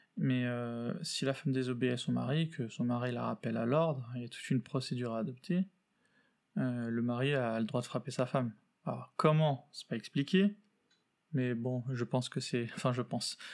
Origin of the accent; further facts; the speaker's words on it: Paris, Île-de-France, France; je suis né euh, en France, à Paris